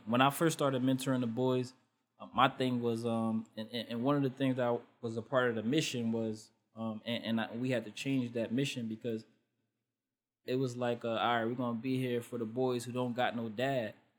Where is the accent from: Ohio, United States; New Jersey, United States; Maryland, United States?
New Jersey, United States; Elizabeth; my hometown is Elizabeth